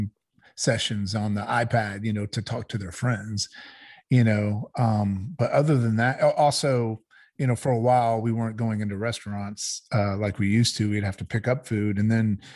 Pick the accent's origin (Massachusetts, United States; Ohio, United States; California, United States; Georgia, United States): Georgia, United States; I grew up down here in the South. I grew up in Georgia. My parents are from New York, but I grew up here